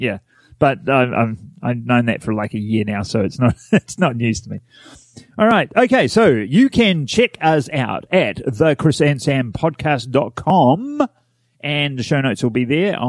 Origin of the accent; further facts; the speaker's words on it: Wellington, New Zealand; I'm from Wellington, so that works.